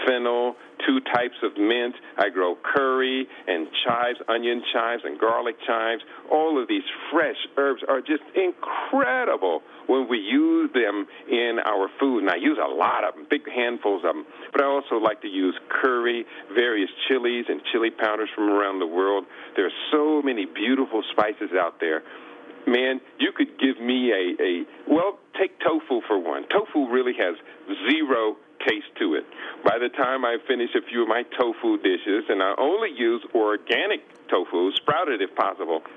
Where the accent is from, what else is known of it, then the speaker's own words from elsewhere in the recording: Columbus, Ohio, United States; I was born in Columbus, Ohio. At the age of 5, our family moved out into the countryside